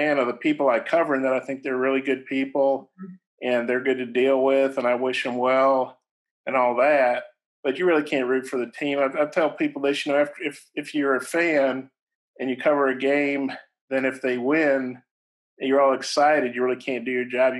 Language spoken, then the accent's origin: English; Cape Girardeau, Missouri, United States; moved away as an adult; also born or lived in Columbia, Missouri; now in Arkansas, United States; I went to a really small high school in southeast Missouri in a town called Cape Girardeau